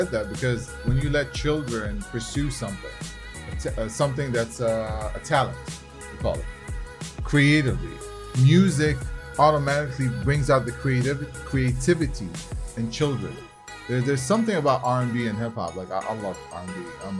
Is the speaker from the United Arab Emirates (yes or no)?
yes; Abu Dhabi, United Arab Emirates; born there; I was born in Abu Dhabi.